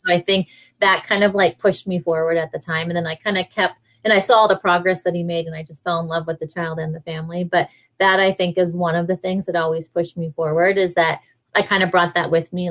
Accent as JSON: {"language": "English", "region": "New York", "country": "United States", "said": "I was from New York or been in New York for so long"}